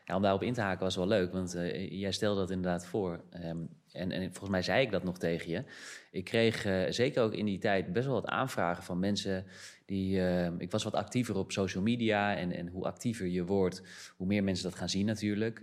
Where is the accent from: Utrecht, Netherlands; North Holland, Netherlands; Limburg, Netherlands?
North Holland, Netherlands; Amsterdam; moved away; also born or lived in Brazil; Ik ben geboren in Amsterdam